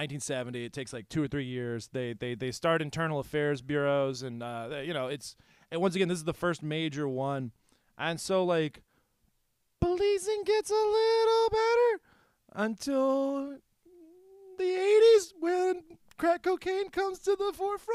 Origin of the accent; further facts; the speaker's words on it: New Jersey, United States; born there; I was born in New Jersey.